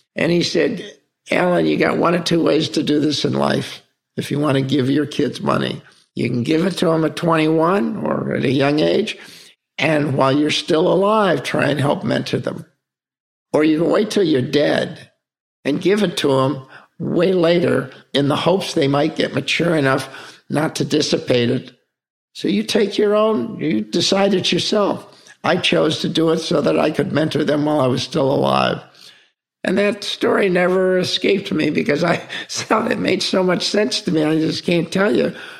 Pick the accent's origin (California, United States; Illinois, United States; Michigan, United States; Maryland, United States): California, United States; Palm Springs; we grew up in Palm Springs, California